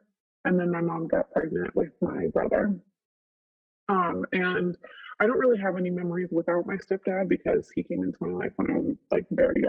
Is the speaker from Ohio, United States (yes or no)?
no; Elmira, New York, United States; Elmira, New York.